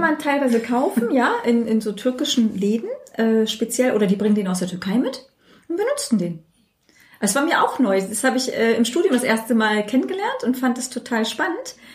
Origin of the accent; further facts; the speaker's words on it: Germany; ich bin hier in Deutschland aufgewachsen, geboren und fühle mich auch sehr deutsch